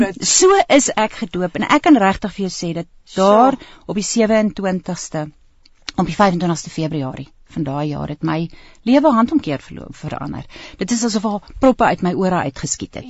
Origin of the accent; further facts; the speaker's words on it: Pretoria, Gauteng, South Africa; ek het self groot geword in in Brooklyn